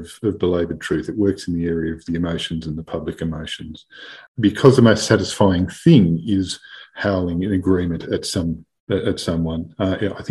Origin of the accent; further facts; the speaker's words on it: Melbourne, Victoria, Australia; I grew up in Melbourne